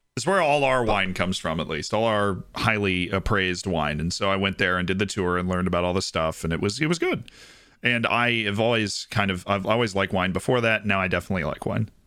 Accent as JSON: {"language": "English", "region": "Florida", "country": "United States", "said": "I'm from Florida"}